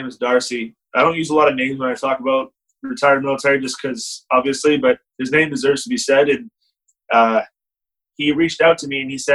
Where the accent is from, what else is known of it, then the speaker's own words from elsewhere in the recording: Canada; as a Canadian